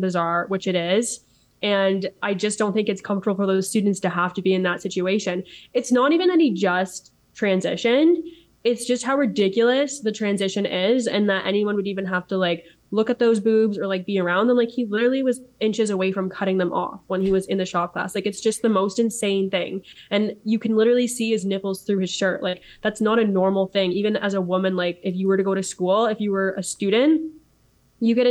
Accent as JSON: {"language": "English", "area": "Niagara region", "region": "Ontario", "country": "Canada", "tie": "born or raised there", "said": "I grew up in the Niagara region, so about 45 minutes away from Oakville"}